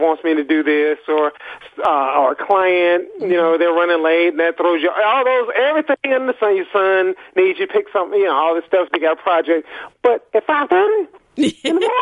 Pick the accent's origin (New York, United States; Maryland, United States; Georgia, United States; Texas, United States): Georgia, United States; Athens; I'm from Athens, Georgia